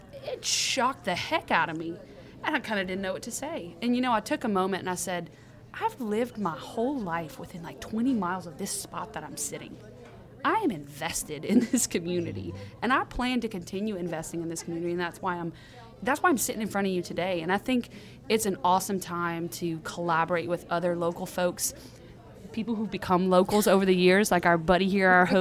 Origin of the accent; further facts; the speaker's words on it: Church Point, Louisiana, United States; I'm from Church Point